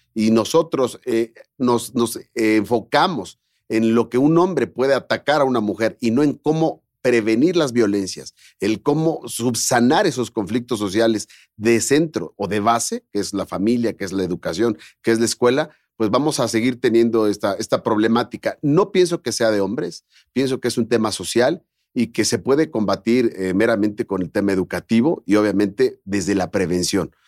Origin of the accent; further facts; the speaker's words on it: Mexico; soy empresario mexicano